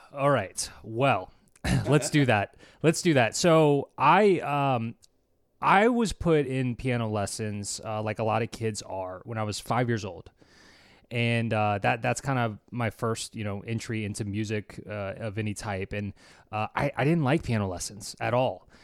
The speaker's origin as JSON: {"language": "English", "town": "New Orleans", "region": "Louisiana", "country": "United States", "tie": "born or raised there", "lives_now": "Baton Rouge, United States", "said": "born and raised in New Orleans"}